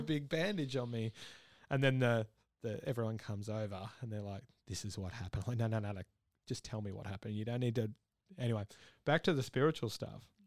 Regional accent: Victoria, Australia; now in Brisbane, Australia; I'm originally from Victoria

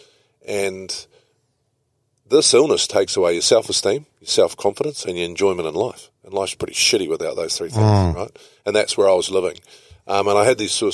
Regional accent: New Zealand; also born or lived in Italy; as a Kiwi

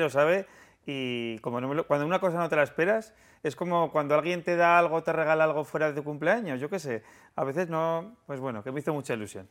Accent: Aragon, Spain; los tres somos maños

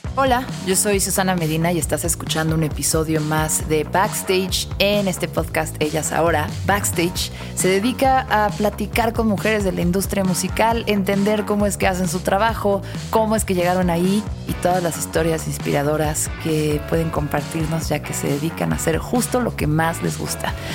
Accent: Mexico City, Mexico; soy chilanga de toda la vida, nunca he vivido en otro lado

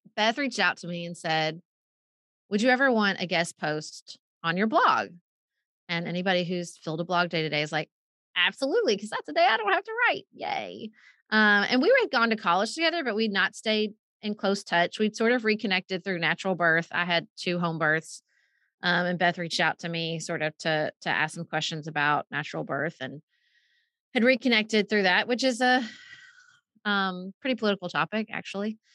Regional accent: Paducah, Kentucky, United States; moved away as an adult; also born or lived in Washington D.C.; moved back to Paducah for a while and I started having kids

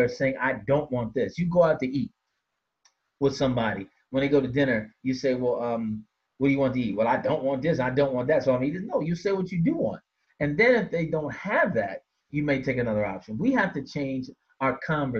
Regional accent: Washington, District of Columbia, United States; I hail from Washington, D.C.

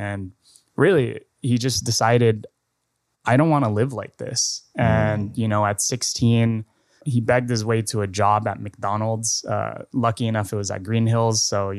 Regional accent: Mandaluyong, Metro Manila, Philippines; born there; also born or lived in Antipolo; So funny enough, I was born in Mandaluyong. Mm-hmm. I went to Montessori in Antipolo.

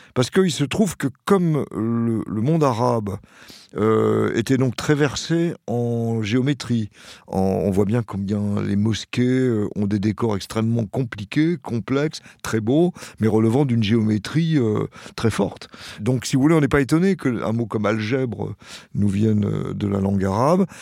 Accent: Saint-Denis, Île-de-France, France; first language French, Arabic; je suis né à Saint-Denis

